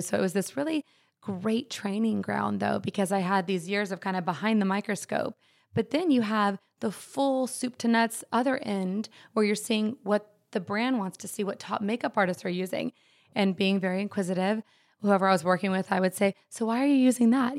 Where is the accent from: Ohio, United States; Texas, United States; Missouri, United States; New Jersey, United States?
Texas, United States; Dallas; We, we grew up in Dallas